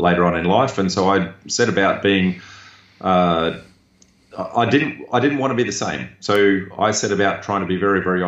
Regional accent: Darwin, Northern Territory, Australia; I grew up in Darwin

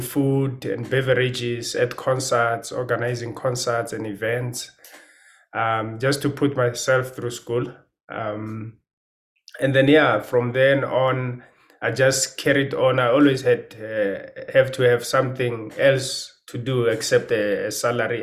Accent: Pretoria, Gauteng, South Africa; moved away as an adult; now in Johannesburg, South Africa; I grew up in Pretoria.

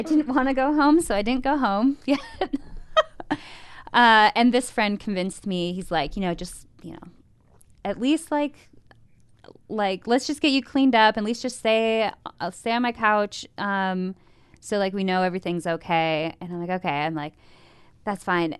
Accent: Midwest, United States; Born and raised in the Midwest, uh, youngest of three, two older brothers, grew up on a farm

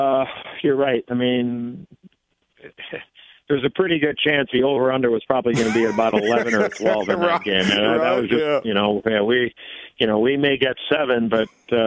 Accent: Chicago, Illinois, United States; I played against him as a growing up in Chicago

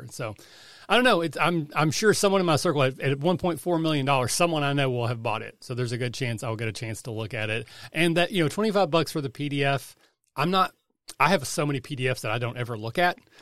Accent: Kentucky, United States; I'm from Kentucky

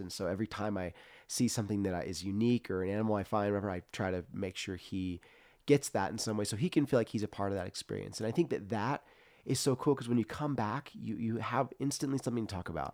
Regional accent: Central Coast, California, United States; growing up in the Central Coast was interesting

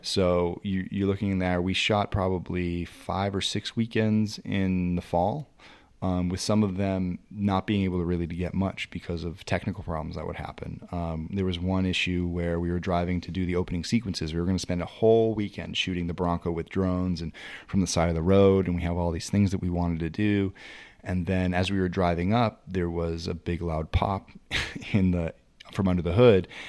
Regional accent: New England, United States; I'm from New England

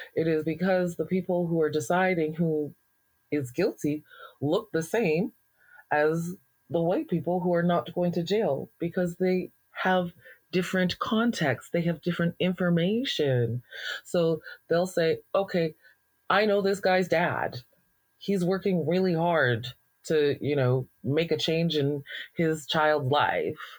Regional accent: Alberta, Canada; being a Black person in Alberta

